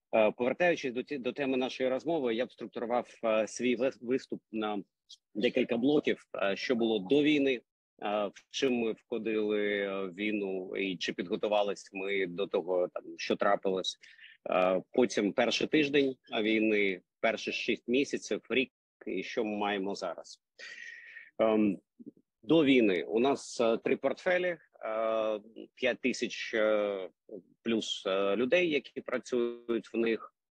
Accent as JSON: {"language": "Ukrainian", "region": "Kyiv", "country": "Ukraine", "accent": "Russian accent", "said": "як киянин погано знає українську мову і з таким російським акцентом розмовляю"}